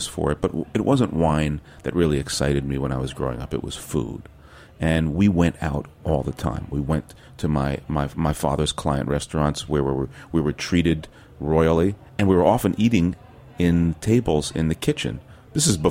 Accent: West Orange, New Jersey, United States; also born or lived in Queens, New York; I was born in Queens, but I spent my wonder years in West Orange, New Jersey

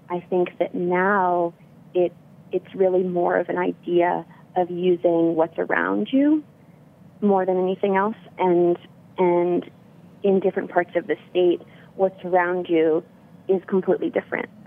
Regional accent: Berkeley, California, United States; I was born in Berkeley and uh, grew up here.

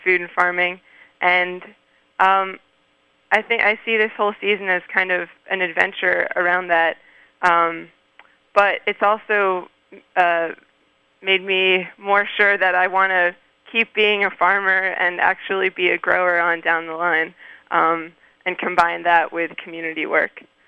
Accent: Maryland, United States; moved away as an adult; also born or lived in Canada; now in Poughkeepsie, United States; I grew up in Maryland

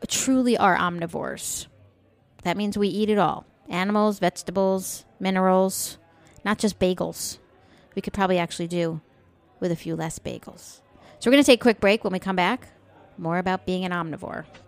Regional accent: United States; we're American

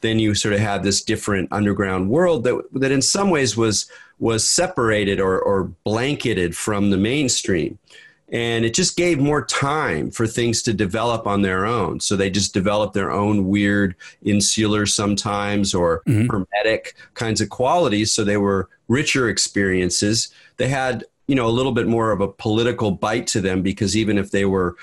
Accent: Southern California, United States; also born or lived in Redwood City, California / New York / San Francisco Bay Area; I was born in Redwood City, grew up in Southern California, so I'm pretty thoroughly Californian

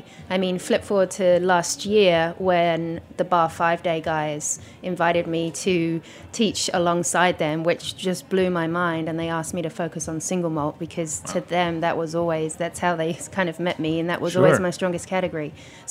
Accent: England, United Kingdom; here I was, a female, English, although most people think I'm Australian. Because my accent has derailed along the years.

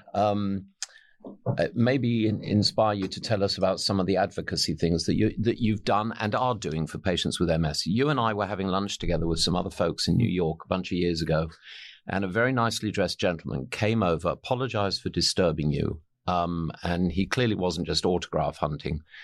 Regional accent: England, United Kingdom; I'm an, I'm an Englishman.

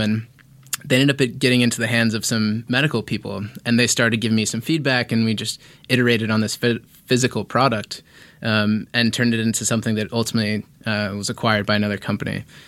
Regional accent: Indianapolis, Indiana, United States; moved away as an adult; also born or lived in San Diego; now in Los Angeles, United States; I grew up in Indiana. Indianapolis, Indiana is my hometown.

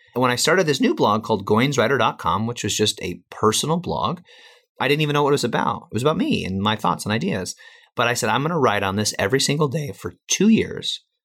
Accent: Chicago, Illinois, United States; I'm from Chicago

